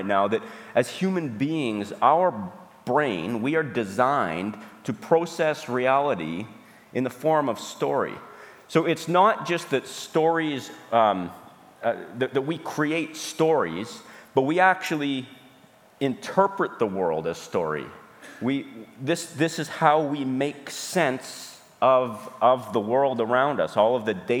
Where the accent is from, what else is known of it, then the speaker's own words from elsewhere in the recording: Alberta, Canada; now in Saskatoon, Canada; we're from Saskatoon. I'm from Alberta originally.